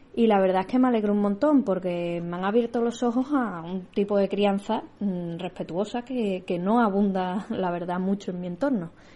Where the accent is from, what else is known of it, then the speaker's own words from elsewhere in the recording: Seville, Andalusia, Spain; las mamis que somos de Sevilla